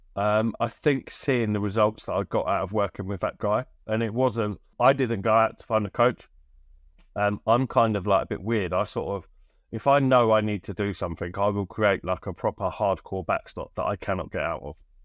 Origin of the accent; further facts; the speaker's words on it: Bristol, South West England, United Kingdom; also born or lived in Birmingham; I moved from Birmingham when I was eight to Bristol